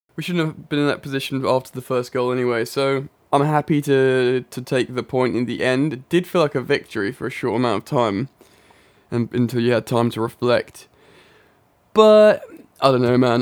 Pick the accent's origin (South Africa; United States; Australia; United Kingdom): United Kingdom; England; I am indeed English.